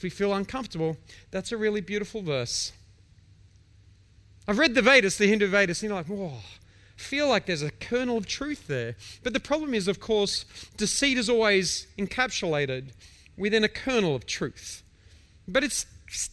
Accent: Victoria, Australia; I'm an Australian. I'm from Victoria

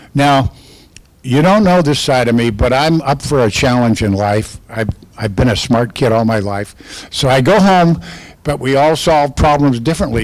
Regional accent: California, United States; I'm from California

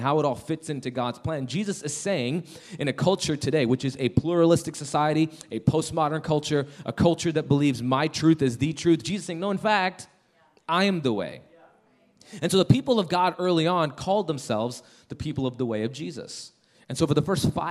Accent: Chicago, Illinois, United States; now in Denver, United States; We're originally from Chicago, but we live in Denver, Colorado

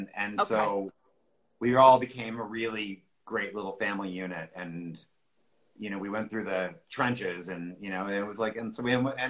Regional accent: Toronto, Ontario, Canada; I grew up in Toronto.

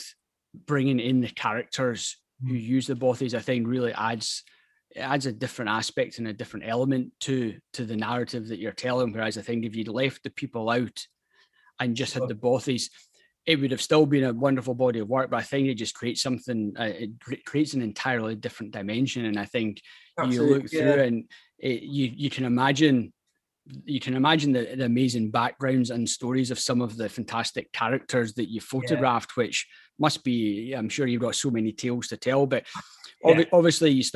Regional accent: Scotland, United Kingdom; being Scottish

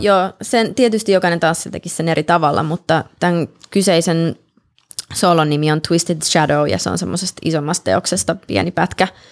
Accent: Helsinki, Uusimaa, Finland; moved away as an adult; also born or lived in Colorado, United States / Russia; now in Los Angeles, United States; mä oon syntynyt niin. Helsingissä, joo. Mun äiti kävi synnyttämässä mut Suomessa ja sitten tuli tänne

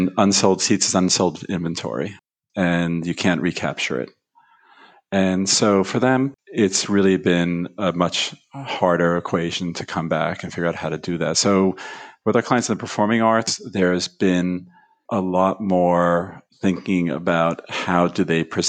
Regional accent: New York, United States; I grew up in New York

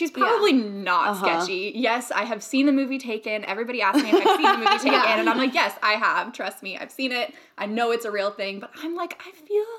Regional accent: United States; accent: American; also born or lived in Australia

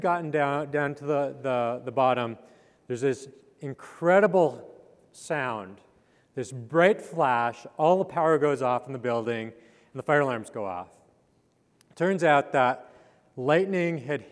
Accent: Calgary, Alberta, Canada; moved away; I grew up in Canada in the foothills of the Rocky Mountains

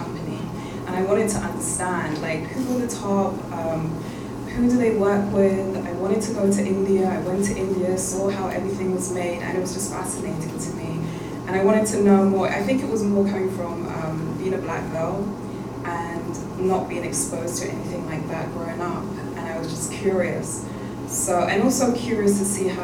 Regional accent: Netherlands; also born or lived in London; I was born and raised in London, but I actually grew up in Holland

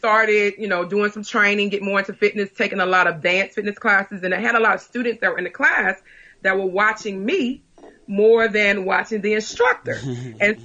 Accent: New Orleans, Louisiana, United States; now in Covington, United States; But I'm from New Orleans, but also I went to school in a little small town outside of New Orleans, which is called Covington, Louisiana.

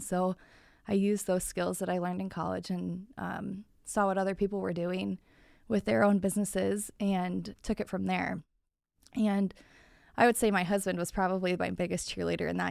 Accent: Springfield, Nebraska, United States; now in Iowa, United States; I grew up in Springfield, Nebraska. It's a small town right outside of Omaha.

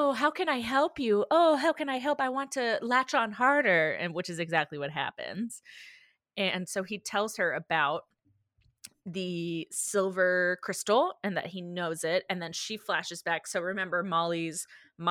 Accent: the South, United States; growing up in the South

